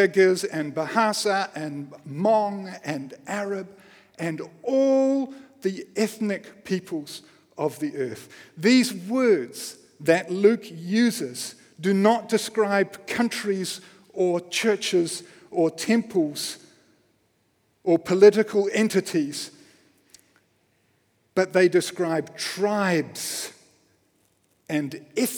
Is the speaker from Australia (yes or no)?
no; Wellington, New Zealand; I grew up in Wellington, just down the road